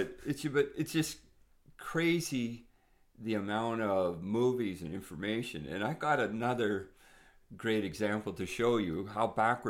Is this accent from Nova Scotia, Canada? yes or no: no; Sault Ste. Marie, Ontario, Canada; you have to understand, I'm an Italian from Sault Ste. Marie too, so some of my musical tastes were related to people